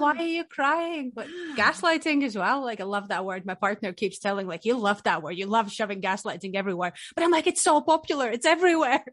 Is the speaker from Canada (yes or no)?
no; Riga, Latvia; moved away as an adult; now in Scotland, United Kingdom; I'm from the sunny country, Latvia. I'm from Riga